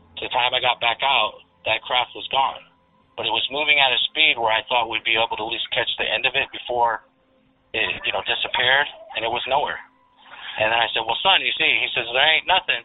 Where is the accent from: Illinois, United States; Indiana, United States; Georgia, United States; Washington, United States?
Illinois, United States; Central; I'm from Central Illinois